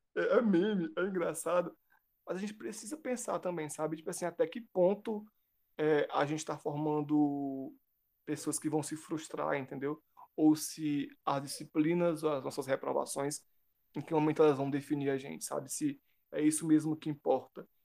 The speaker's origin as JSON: {"language": "Portuguese", "town": "Cascavel", "region": "Ceará", "country": "Brazil", "said": "eu sou de Cascavel, então eu vou e volto de ônibus universitário"}